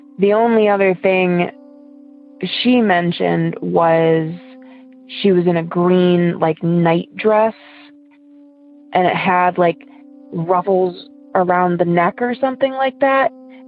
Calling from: Ohio, United States; I'm from Ohio.

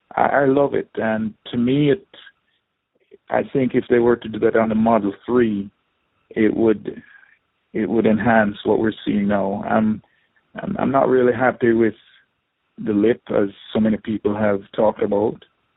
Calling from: South Florida, United States; I'm calling from South Florida

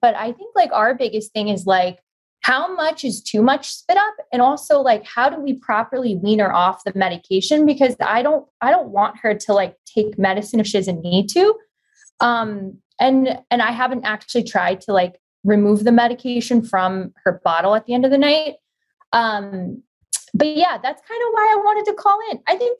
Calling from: Los Angeles, California, United States; I live in LA.

